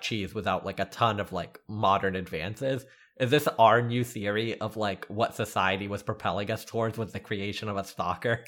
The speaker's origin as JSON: {"language": "English", "region": "the South", "country": "United States", "tie": "born or raised there", "said": "Growing up in the South"}